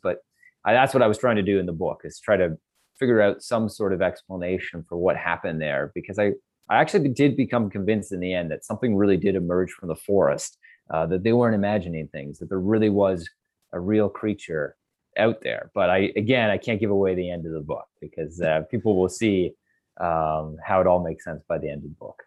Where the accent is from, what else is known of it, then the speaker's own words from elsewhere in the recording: Canada; I'm Canadian and I grew up here and this is my backyard